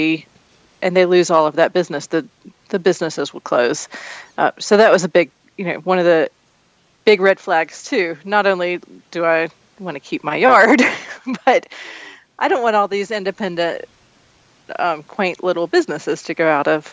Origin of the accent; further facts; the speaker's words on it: Matthews, North Carolina, United States; I was born and raised in Matthews, and we live in the house that my grandparents built in the 40s